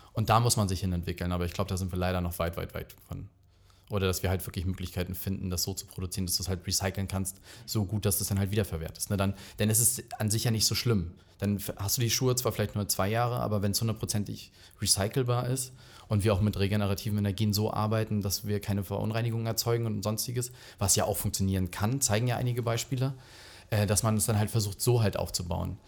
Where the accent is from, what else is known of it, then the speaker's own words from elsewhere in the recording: Rügen, Mecklenburg-Vorpommern, Germany; ich bin halt auf Rügen aufgewachsen